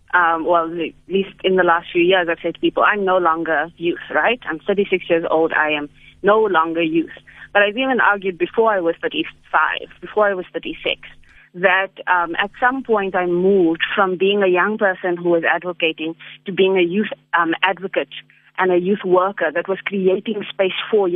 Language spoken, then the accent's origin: English; Johannesburg, Gauteng, South Africa; also born or lived in United States; I grew up in El Dorado Park